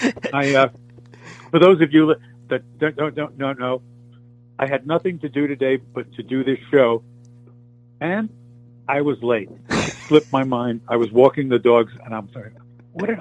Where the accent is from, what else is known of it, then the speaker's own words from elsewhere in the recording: New York City, New York, United States; moved away; I grew up in Brooklyn